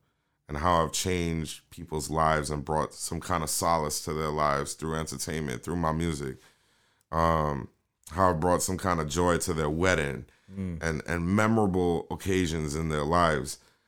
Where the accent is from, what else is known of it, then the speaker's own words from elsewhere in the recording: New York City, New York, United States; accent: New York; also born or lived in Kingston, Jamaica; I'm from South Bronx, Soundview